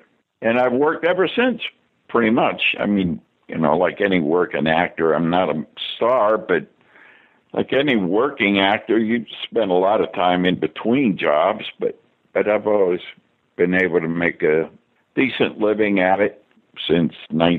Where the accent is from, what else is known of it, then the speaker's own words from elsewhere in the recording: Pittsburgh, Pennsylvania, United States; moved away as an adult; also born or lived in New York / Los Angeles; Out of Pittsburgh here, where I, my hometown, where I grew up. I got out of high school in the 50s